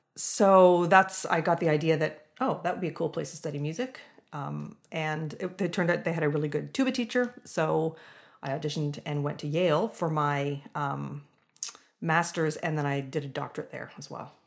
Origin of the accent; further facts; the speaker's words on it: London, Ontario, Canada; I grew up in London, Ontario, so sort of a medium-sized city, um, in Southern Ontario